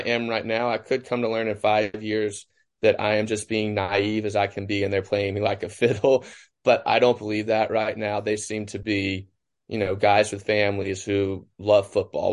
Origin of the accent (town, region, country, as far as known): Cleveland, Mississippi, United States; born or raised there